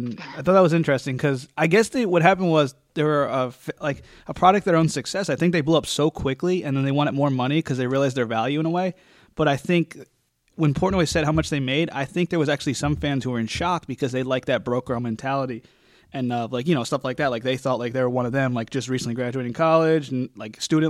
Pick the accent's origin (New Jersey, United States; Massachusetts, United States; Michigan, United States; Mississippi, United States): New Jersey, United States; we're both from Jersey